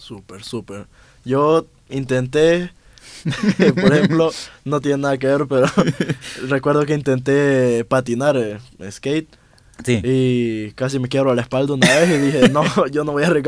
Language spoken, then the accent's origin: Spanish; Honduras; now in Mexico; pues estoy en México, pues yo soy de Honduras y hice una inversión en un viaje, volver aquí va a estar complicado